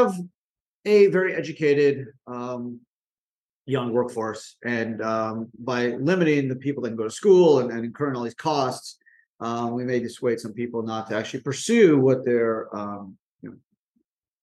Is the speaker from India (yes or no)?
no; Canada; moved away as an adult; now in United States; I grew up in Canada